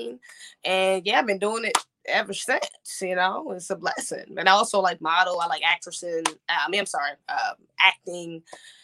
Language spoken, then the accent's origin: English; Maryland, United States; moved away; also born or lived in North Carolina; I'm from Maryland, but I did spend a lot of my time, a lot of my life in North Carolina, about like 10 years. You know? So definitely North Carolina is like my second home.